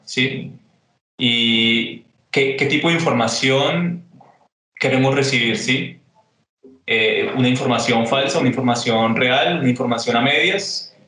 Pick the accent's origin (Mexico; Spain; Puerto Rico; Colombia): Colombia; Bogotá; also born or lived in Honda, Tolima / Buenos Aires, Argentina; now in Medellín, Colombia; yo nací en Onda, me crié en Bogotá, viví en Buenos Aires y ahora estoy aquí en Medellín